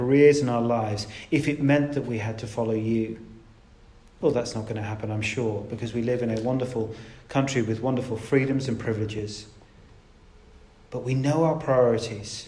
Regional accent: United Kingdom; We're British after all, aren't we?

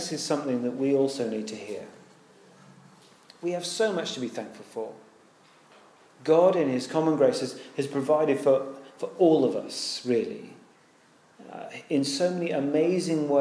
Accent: United Kingdom; we're British

